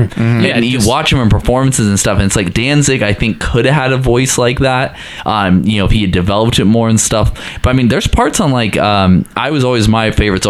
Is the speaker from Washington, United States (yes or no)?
yes; Washington, United States; I grew up, I'm from Washington, the state of Washington, like Seattle and stuff.